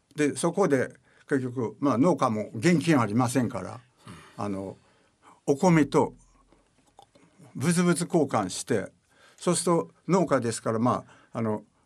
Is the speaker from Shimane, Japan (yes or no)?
yes; Matsue, Shimane, Japan; 島根県の松江市というところでございます今は昔は鹿島町という